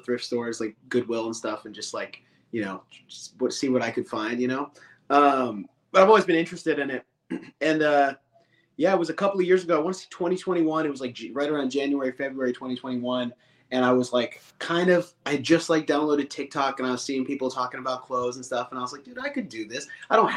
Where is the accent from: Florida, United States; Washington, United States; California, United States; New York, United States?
Washington, United States; Vancouver; I'm from Vancouver, Washington. So just north of Portland, Oregon.